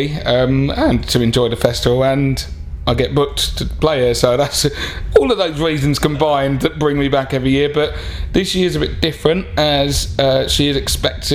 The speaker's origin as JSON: {"language": "English", "town": "Harlow", "region": "East of England", "country": "United Kingdom", "tie": "born or raised there", "also_born_or_lived": "London", "said": "I am from Harlow, someone's got to be. To be honest, my mum's from there and I obviously grew up there."}